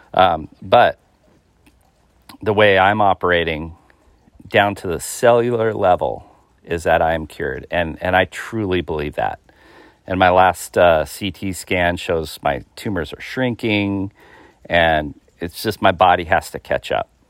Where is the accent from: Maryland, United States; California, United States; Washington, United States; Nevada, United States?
Washington, United States; Seattle; I'm from the Washington State area, um, the Seattle, Greater Seattle area